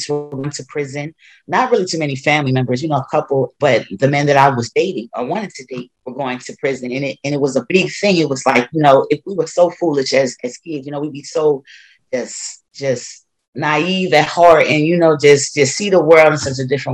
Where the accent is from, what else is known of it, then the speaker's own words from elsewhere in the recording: Wilmington, Delaware, United States; moved away as an adult; I moved back to my hometown of Delaware. And particularly Wilmington, that's where I grew up.